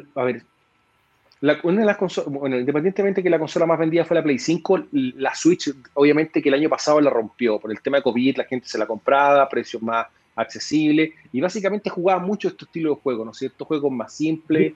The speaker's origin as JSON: {"language": "Spanish", "country": "Chile", "said": "para nosotros como, como chilenos"}